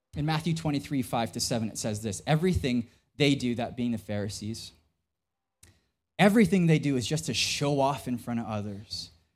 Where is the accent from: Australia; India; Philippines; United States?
Philippines; I'm Filipino